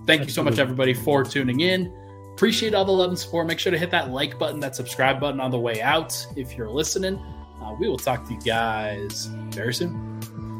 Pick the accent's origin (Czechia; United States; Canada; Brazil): United States; Colorado; moved away; also born or lived in South Carolina; I was from Colorado in South Carolina